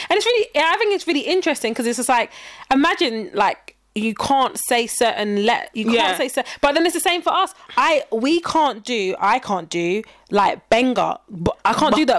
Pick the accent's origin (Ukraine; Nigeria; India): Nigeria; Like, let's say if we use a Nigerian accent, but we're Nigerian.